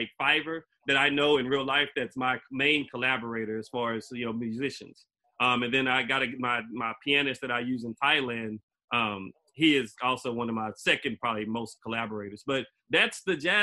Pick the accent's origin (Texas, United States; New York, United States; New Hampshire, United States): Texas, United States; Beaumont; I come all the way from Beaumont